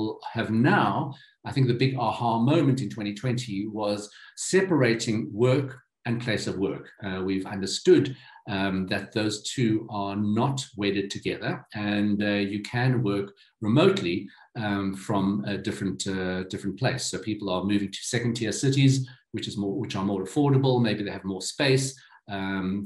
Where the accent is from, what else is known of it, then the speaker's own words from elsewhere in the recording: Johannesburg, Gauteng, South Africa; This is here in my hometown in Johannesburg, in Sandton City.